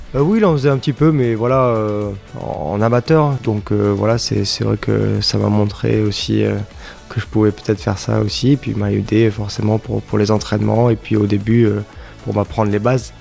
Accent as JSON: {"language": "French", "town": "Grasse", "region": "Provence-Alpes-Côte d'Azur", "country": "France", "tie": "born or raised there", "said": "Je suis né à Grasse, donc j'ai toujours vécu ici"}